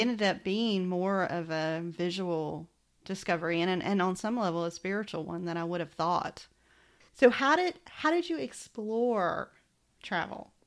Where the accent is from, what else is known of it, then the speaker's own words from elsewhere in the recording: Macon, Georgia, United States; accent: Southern; moved away; my accent was hysterical to people who were not from Macon, Georgia